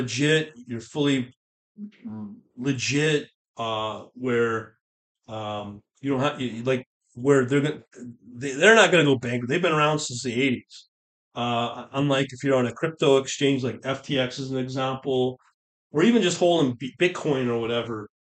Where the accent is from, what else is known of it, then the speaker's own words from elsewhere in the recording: Canada; As a Canadian